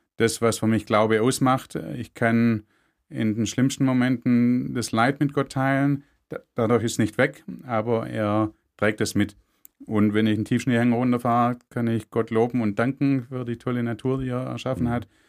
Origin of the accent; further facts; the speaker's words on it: Germany; bei uns in Deutschland